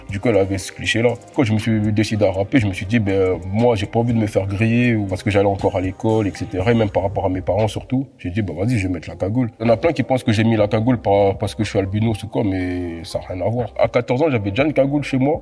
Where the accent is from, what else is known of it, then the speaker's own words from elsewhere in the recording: France; also born or lived in Congo; Je suis arrivé en France à l'âge de 4 ans, mais je suis né au Congo